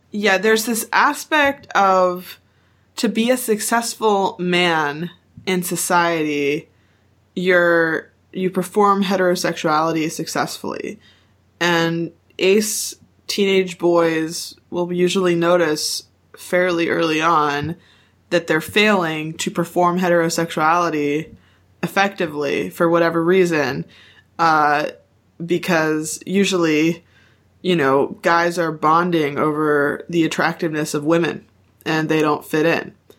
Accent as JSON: {"language": "English", "country": "United States", "said": "we're all white Americans"}